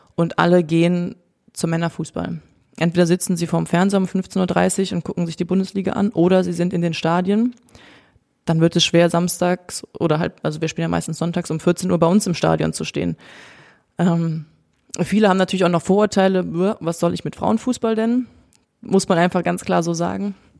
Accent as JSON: {"language": "German", "town": "Cologne", "region": "North Rhine-Westphalia", "country": "Germany", "tie": "born or raised there", "moved": "as an adult", "lives_now": "Potsdam, Germany", "said": "Ich bin ja auch in Köln aufgewachsen und geboren"}